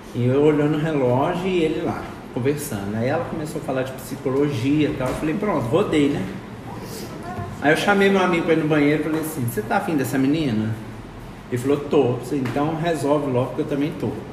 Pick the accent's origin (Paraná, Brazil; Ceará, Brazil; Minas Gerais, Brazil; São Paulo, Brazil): Minas Gerais, Brazil; Juiz de Fora; now in Bela Vista, Brazil; Sou mineiro, lá de Juiz de Fora.